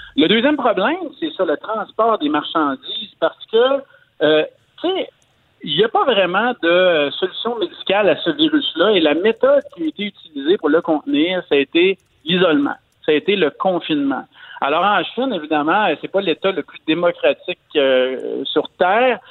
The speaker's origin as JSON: {"language": "French", "region": "Quebec", "country": "Canada", "said": "chez nous au Québec"}